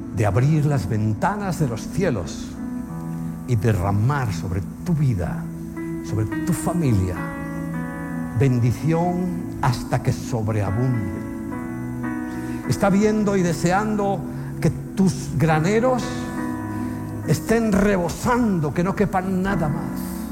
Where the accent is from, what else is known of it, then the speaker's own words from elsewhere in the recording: Spain; como español